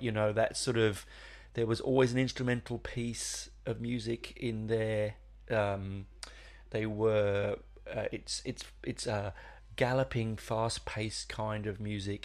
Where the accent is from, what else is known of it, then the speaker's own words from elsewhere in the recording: London, United Kingdom; I grew up in London in the seventies